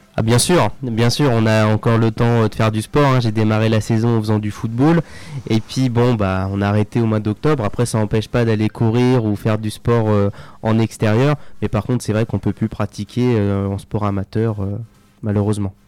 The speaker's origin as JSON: {"language": "French", "town": "Vierzon", "region": "Centre-Val de Loire", "country": "France", "tie": "born or raised there", "said": "moi je suis né à Vierzon"}